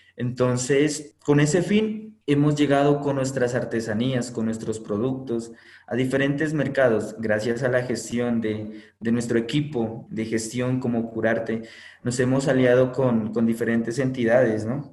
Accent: Sibundoy, Putumayo, Colombia; desde nuestro territorio, nuestro sagrado lugar de origen, Sibundo

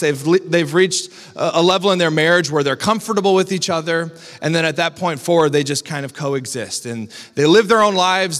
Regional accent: Iowa, United States; now in Grand Rapids, United States; I'm from Iowa

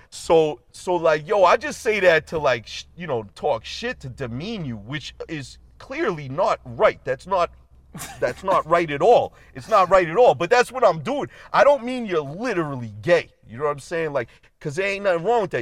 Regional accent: Boston, Massachusetts, United States; We grew up in Boston

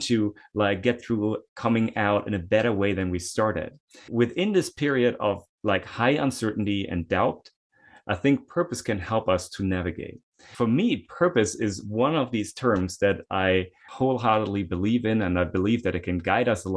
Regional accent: Germany; moved away; I'm originally from Germany. I had to do military service

